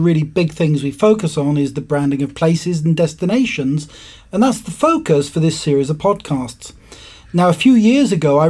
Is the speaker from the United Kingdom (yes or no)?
yes; United Kingdom; now in Stockholm, Sweden; And you'll notice I've got a different accent to Maura. In fact, I'm British from the other side of the pond.